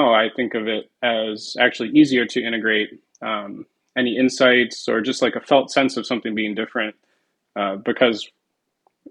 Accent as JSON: {"language": "English", "town": "Detroit", "region": "Michigan", "country": "United States", "said": "I'm from the Detroit"}